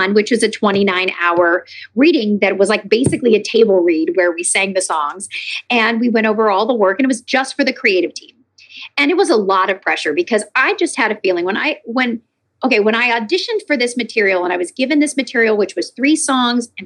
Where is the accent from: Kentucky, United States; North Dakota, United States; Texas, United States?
Kentucky, United States; Lexington; also born or lived in New York / Nashville, Tennessee; now in California, United States; I'm from Lexington, Kentucky